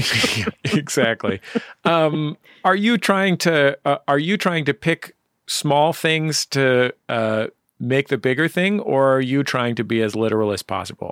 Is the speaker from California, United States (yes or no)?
yes; San Francisco, California, United States; my San Francisco mouth